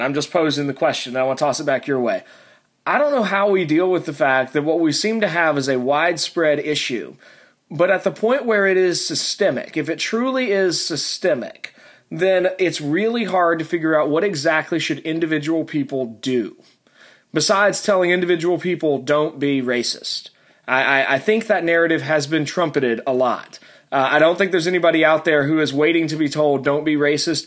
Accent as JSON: {"language": "English", "area": "Tennessee and Virginia", "region": "the South", "country": "United States", "tie": "born or raised there", "also_born_or_lived": "Alabama", "said": "I was born in Alabama. I grew up in Tennessee and Virginia, uh, so uh, I'm I'm rather southern"}